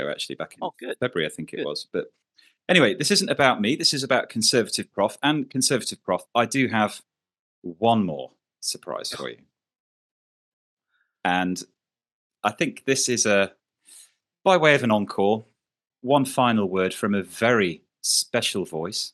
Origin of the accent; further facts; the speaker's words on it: United Kingdom; as a Brit